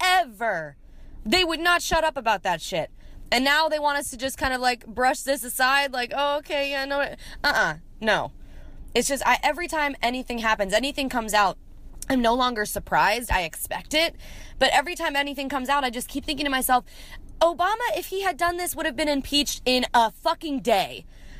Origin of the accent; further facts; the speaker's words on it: Columbia, Maryland, United States; now in Nashville, United States; from Columbia, Maryland. I also live in Nashville, Tennessee